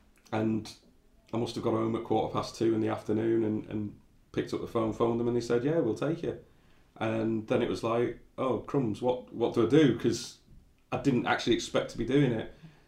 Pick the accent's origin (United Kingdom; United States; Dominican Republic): United Kingdom; Kettering, East Midlands; born there; I was born in Kettering. My mum's Irish, my dad's Indian, and you know, having those two quite ethnically diverse backgrounds in life, both language, race, culture, even foods.